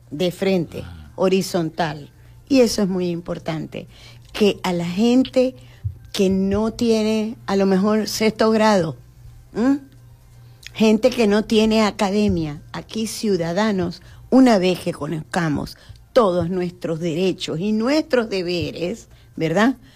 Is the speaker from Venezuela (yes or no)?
yes; Venezuela; Y que al tener la identidad ya como venezolanos, nos llamamos ciudadanos venezolanos.